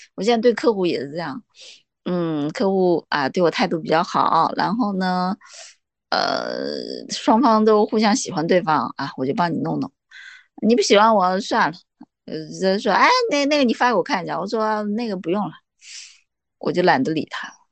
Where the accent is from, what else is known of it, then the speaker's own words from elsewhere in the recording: Jiangxi, China; now in Shanghai, China; 我是江，我是江西人，我是中国人